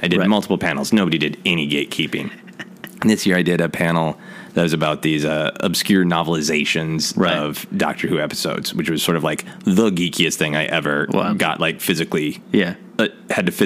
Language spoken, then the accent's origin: English; United States; I grew up in America